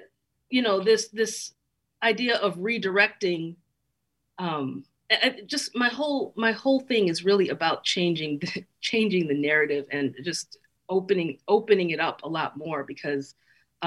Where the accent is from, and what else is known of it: Chicago, Illinois, United States; born or raised there